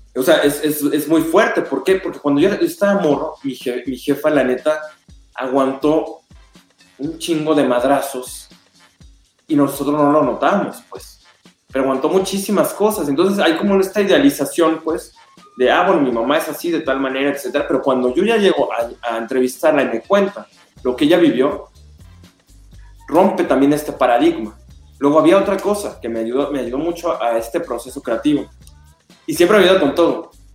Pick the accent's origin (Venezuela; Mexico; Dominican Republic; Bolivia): Mexico; Guadalajara, Jalisco; Guadalajara, pues es mi tierra